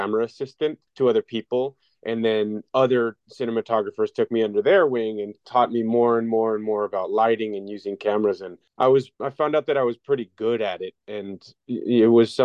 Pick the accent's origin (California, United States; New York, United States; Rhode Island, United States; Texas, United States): Texas, United States; El Paso; El Paso in my hometown